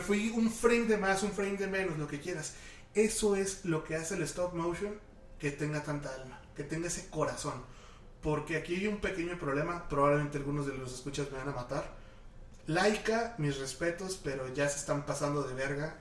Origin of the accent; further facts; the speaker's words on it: Mexico; todas las personas que somos mexicanos